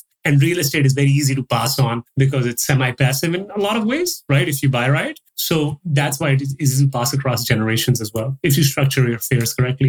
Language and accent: English; Pakistan; moved away as an adult; also born or lived in Dubai / Toronto / Calgary; now in Dallas, United States; I was born in Dubai, so I stayed there for a few years. My dad was running a business there. Then we moved back to Pakistan. I spent about, 15-ish years there.